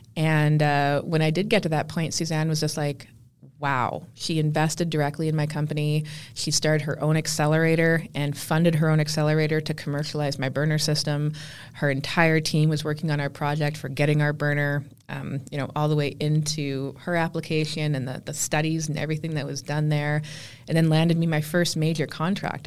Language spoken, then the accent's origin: English; Canada; I just looked at myself more as being Canadian